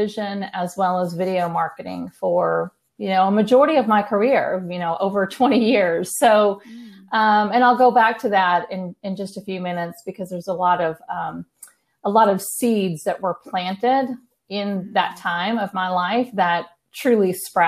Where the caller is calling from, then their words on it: New Braunfels, Texas, United States; I am calling in from Texas. I'm in between San Antonio and Austin. So I live in a smaller town called New Braunfels